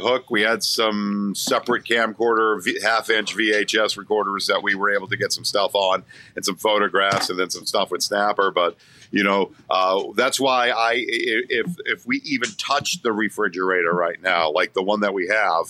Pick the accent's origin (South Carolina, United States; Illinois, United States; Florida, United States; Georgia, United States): Georgia, United States; Augusta; I'm an Augusta, Georgia boy. I was born in Augusta.